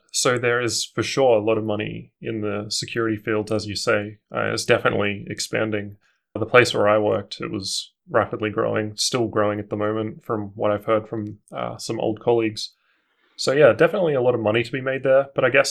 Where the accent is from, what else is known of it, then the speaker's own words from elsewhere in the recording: Darwin, Northern Territory, Australia; now in Canberra, Australia; So I'm originally from Darwin, but I've lived here since 2003. I think I moved here just after the bushfires.